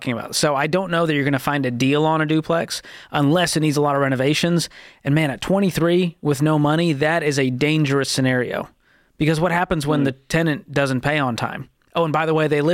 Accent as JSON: {"language": "English", "town": "Boston", "region": "Massachusetts", "country": "United States", "tie": "born or raised there", "moved": "yes", "said": "my hometown of Boston, Massachusetts"}